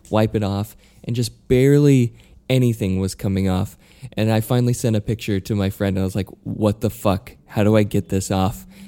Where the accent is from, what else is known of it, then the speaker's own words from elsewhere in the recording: Utah, United States; moved away; I'm from Utah, but I'm not from a farm.